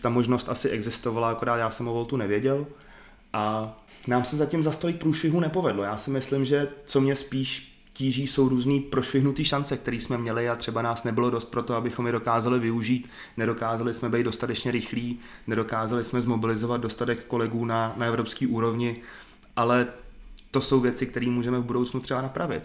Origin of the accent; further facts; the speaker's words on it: Liberec, Liberec Region, Czechia; also born or lived in Saarbrücken, Germany; jsem z Liberce